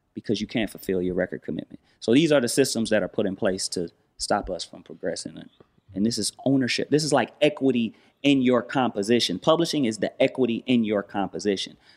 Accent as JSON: {"language": "English", "town": "Los Angeles", "region": "California", "country": "United States", "tie": "born or raised there", "said": "I'm from Watts."}